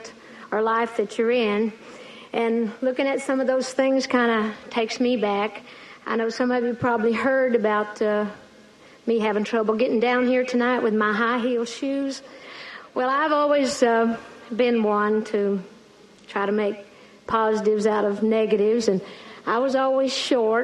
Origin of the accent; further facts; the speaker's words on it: Great Smoky Mountains of East Tennessee, United States; I grew up in the Great Smoky Mountains of East Tennessee